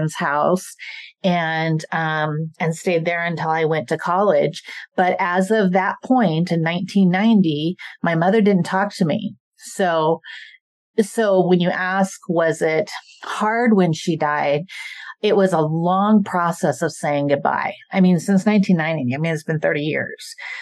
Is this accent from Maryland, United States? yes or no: no; Idaho, United States; also born or lived in South Korea; I was raised in Idaho